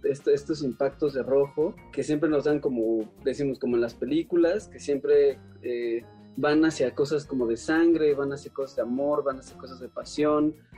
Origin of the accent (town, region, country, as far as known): Mexico; also born or lived in Cuernavaca